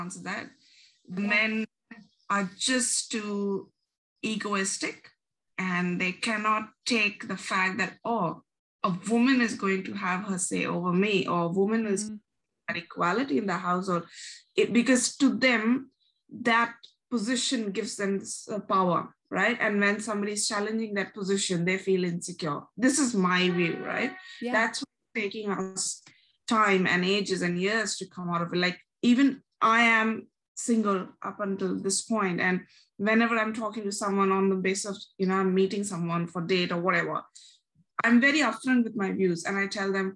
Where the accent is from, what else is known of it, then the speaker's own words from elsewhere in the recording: New Delhi, Delhi, India; moved away as an adult; now in Melbourne, Australia; am originally from New Delhi, India, but I've been in Melbourne ever since the March of 2013